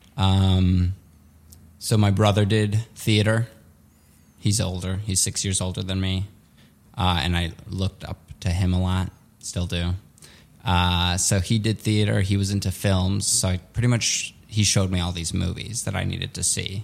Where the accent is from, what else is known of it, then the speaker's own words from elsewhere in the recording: Skokie, Illinois, United States; English is a second language; also born or lived in Soviet Union; I grew up in Skokie, which was a very Jewish neighborhood